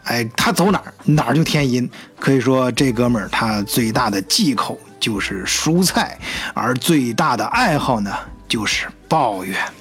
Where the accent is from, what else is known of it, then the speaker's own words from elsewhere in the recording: China; moved away as an adult; now in Germany; 我们中国人呢，都叫它退瓶费